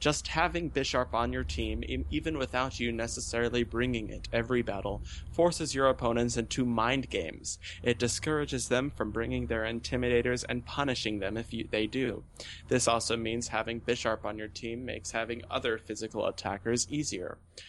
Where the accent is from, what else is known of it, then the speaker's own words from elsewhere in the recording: Texas, United States; this new evolution in my life has me back in my home state of Texas